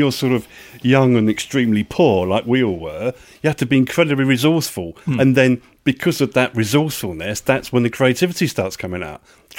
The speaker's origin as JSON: {"language": "English", "region": "England", "country": "United Kingdom", "said": "As an Englishman"}